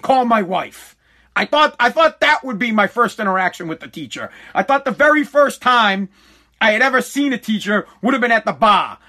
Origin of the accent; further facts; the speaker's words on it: United States; I am an American